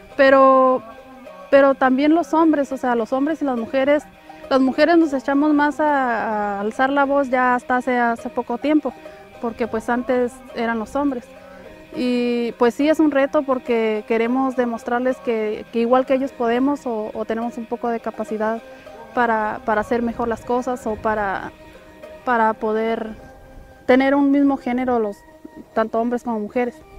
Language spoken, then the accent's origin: Spanish; San José de la Zorra, Ensenada, Baja California, Mexico; mi responsabilidad como comisariada es pues apoyar a mi pueblo, este, cuidar nuestras tierras